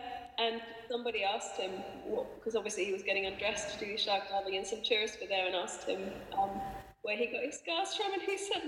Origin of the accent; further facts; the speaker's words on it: Australia; I was brought up in Australia.